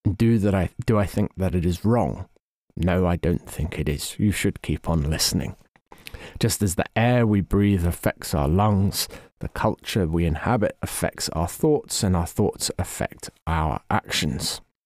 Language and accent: English; England, United Kingdom; as an Englishman